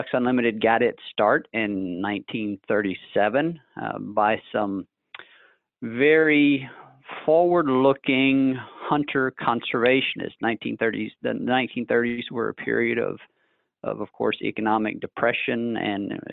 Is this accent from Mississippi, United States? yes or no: yes; North Mississippi, United States; moved away as an adult; also born or lived in Lafayette, Louisiana; now in Memphis, United States; I grew up in North Mississippi